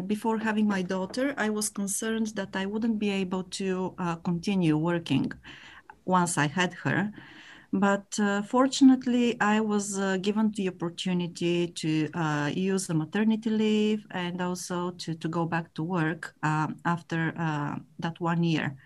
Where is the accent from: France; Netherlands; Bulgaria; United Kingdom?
Bulgaria; English is a second language; moved away as an adult; also born or lived in Sofia, Bulgaria; now in Japan; I was born and raised in Bulgaria in a small border town community.